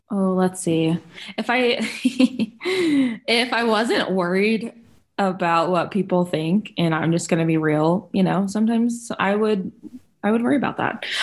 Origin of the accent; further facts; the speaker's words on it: Germany; So, like I mentioned in my bio, I grew up in Germany.